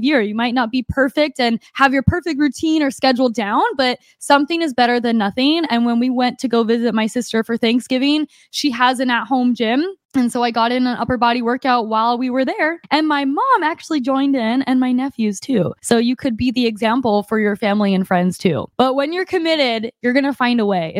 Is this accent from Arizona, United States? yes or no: yes; Arizona, United States; moved away; my family in Arizona, we usually get a week pass at the gym there, and I get workouts in my hometown